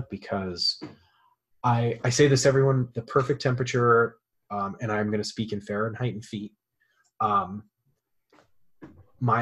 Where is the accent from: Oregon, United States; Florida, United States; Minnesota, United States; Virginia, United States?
Florida, United States; I grew up in Florida